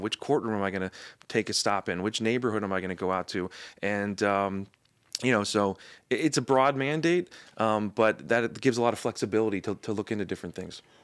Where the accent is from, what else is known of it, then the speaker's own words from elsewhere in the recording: Anne Arundel County, outside of Annapolis, Maryland, United States; now in Baltimore, United States; I'm from, uh, Anne Arundel County, uh, outside of Annapolis